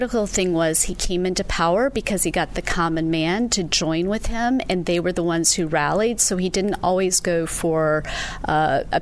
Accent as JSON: {"language": "English", "town": "Lynchburg", "region": "Virginia", "country": "United States", "said": "Lynchburg, Virginia"}